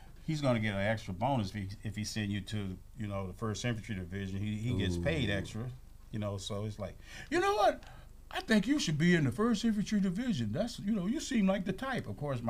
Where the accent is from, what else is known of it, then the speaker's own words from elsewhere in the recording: Kissimmee, Florida, United States; I'm from Kissimmee.